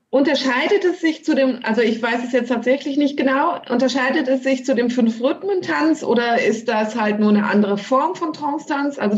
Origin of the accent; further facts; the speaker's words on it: Ronnenberg, Lower Saxony, Germany; ich komme ja aus Wezen ursprünglich, Ronnenberg-Wezen.